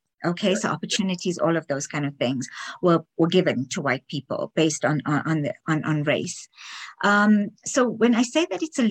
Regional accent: South Africa; first language English; moved away as an adult; now in Canada; we grew up in South Africa

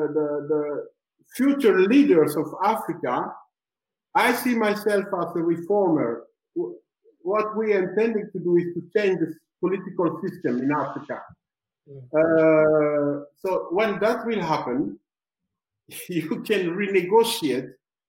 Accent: Amsterdam, North Holland, Netherlands; born there; So even when you tell them I was born in Amsterdam, they don't care about that.

